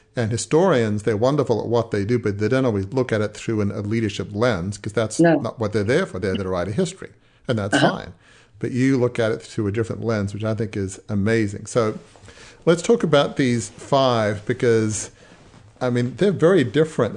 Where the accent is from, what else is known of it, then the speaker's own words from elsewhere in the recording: Australia; I'm Australian